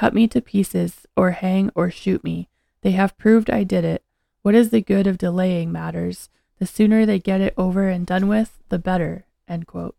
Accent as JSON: {"language": "English", "region": "Ontario", "country": "Canada", "tie": "born or raised there", "also_born_or_lived": "Hamilton, Ontario", "said": "I am from Canada, was born and raised in Ontario in a city called, was born in Hamilton and raised in many different cities and towns all over Ontario."}